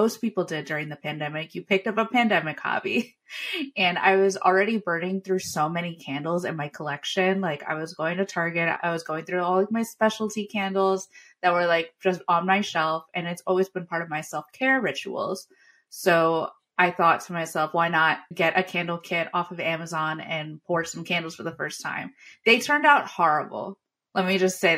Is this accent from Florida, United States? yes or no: no; Long Island, New York, United States; I'm from Long Island, New York